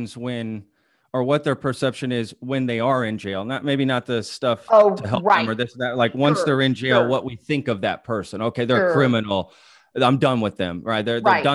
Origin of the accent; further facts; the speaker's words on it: Texas, United States; also born or lived in Europe; I was from Texas